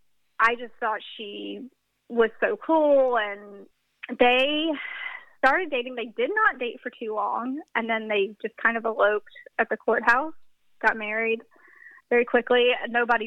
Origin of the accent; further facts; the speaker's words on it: the South, United States; I'm from the South, so church is a big part of that culture